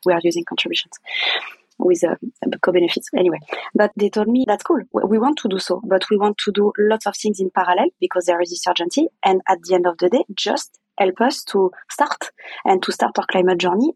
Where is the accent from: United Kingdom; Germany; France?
France; English is a second language; I'm French, kind of arrogant